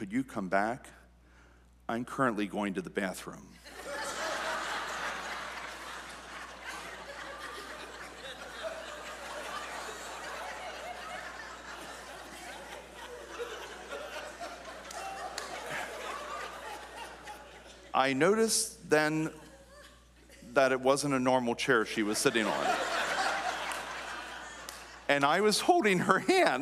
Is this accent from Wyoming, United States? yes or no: no; New Danville, Pennsylvania, United States; I am from New Danville. We grew up here.